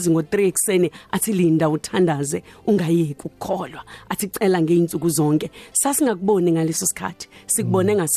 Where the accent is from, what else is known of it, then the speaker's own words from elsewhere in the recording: KwaNdengezi, KwaZulu-Natal, South Africa; also born or lived in Thornwood, Dassenhoek; ngizalelwe eThornwood eDasenhoek hmm. kodwa ngasheshe ngahamba ngimncane ngayohlala kandengezi ngakho ke impilo yami nje as a teenager ngimncane yonke ibe kandengezi